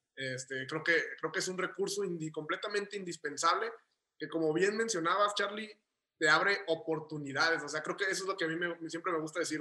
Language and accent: Spanish; Guadalajara, Jalisco, Mexico; also born or lived in Tijuana; yo he residido aquí toda mi vida, de aquí soy y aquí es donde empecé